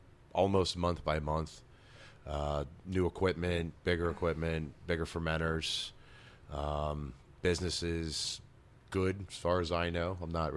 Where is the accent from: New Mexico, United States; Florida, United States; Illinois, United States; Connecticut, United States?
Connecticut, United States; moved away; I came from Connecticut and I moved down here in 98, 99, somewhere around there.